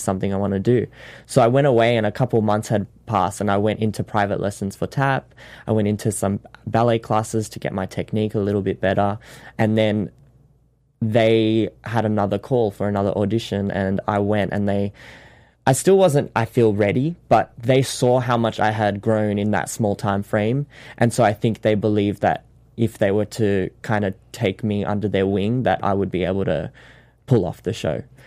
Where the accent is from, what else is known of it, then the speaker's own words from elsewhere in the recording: Sydney, New South Wales, Australia; moved away as an adult; now in Los Angeles, United States; I learnt the show in Sydney, which is my hometown